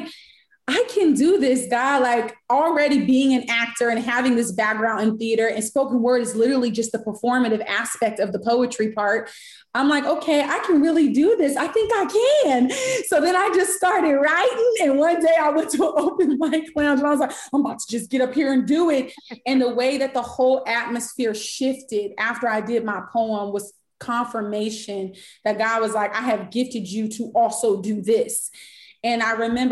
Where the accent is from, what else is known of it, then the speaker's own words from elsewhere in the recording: Sacramento, California, United States; moved away as an adult; now in Los Angeles, United States; I'm from Sac. So I'm from Sacramento.